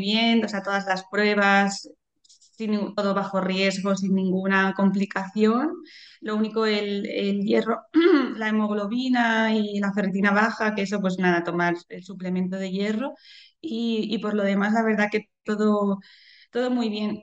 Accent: Madrid, Community of Madrid, Spain; also born or lived in Boadilla del Monte, Madrid; soy de, Madrid de toda la vida

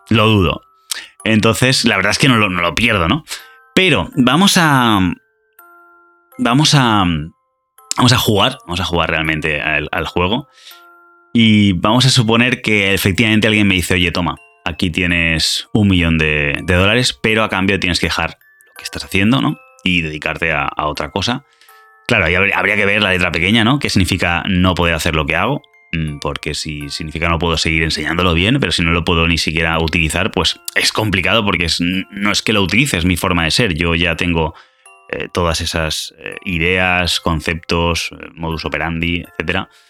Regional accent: Argentina; soy de Argentina.

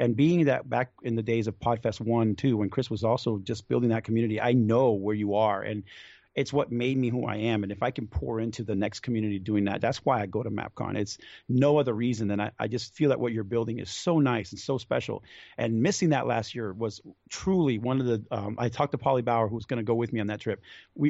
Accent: Venezuela; now in United States; I come from Venezuela, so we came with not much to this country.

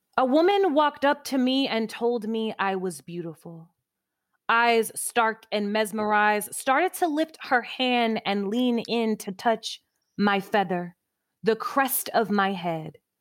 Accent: Midwest, United States; moved away as an adult; also born or lived in Greensboro, North Carolina; being a Midwesterner, young, you know, eighteen-year-old something

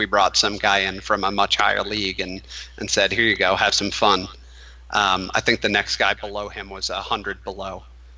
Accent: Minnesota, United States; now in Colorado Springs, United States; I know that when I was just moving out to Colorado Springs, I was very sad that I was losing my hometown team, Minnesota United.

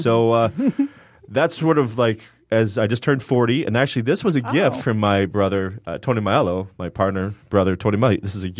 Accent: Canada; shout out to Canada, because I'm Canadian.

